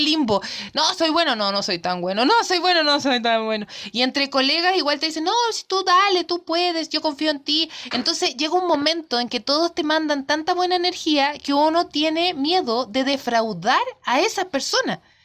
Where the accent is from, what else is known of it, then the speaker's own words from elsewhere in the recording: Quilpué, Valparaíso, Chile; Nosotros somos de Quilpue